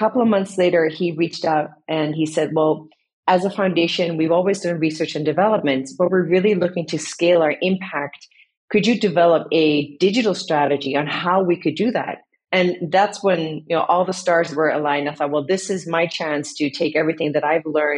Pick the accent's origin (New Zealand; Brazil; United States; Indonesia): Indonesia; also born or lived in Netherlands; now in Amsterdam, Netherlands; half Dutch, half Indonesian. I was born in the Netherlands. And then as a family, we moved to Indonesia in the 80s. And living there, seeing how nature is everywhere